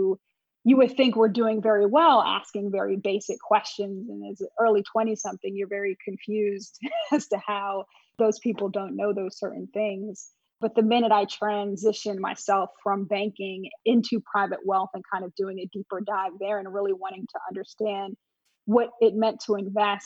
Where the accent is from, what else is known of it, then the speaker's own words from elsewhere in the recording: Montclair, New Jersey, United States; also born or lived in North Carolina; I actually grew up in this area. So originally I'm from Montclair, New Jersey